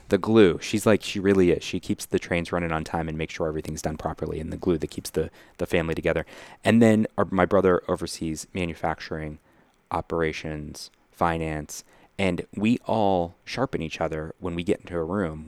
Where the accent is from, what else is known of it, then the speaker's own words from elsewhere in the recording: Lawrenceville, United States; We grew up down here in Lawrenceville